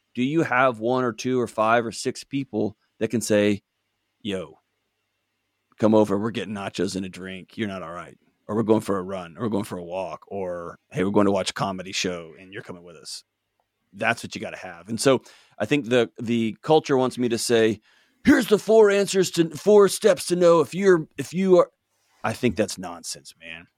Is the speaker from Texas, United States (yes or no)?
yes; Texas, United States; moved away; I grew up in Texas